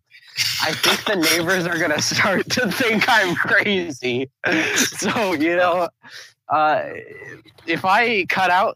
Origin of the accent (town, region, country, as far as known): United States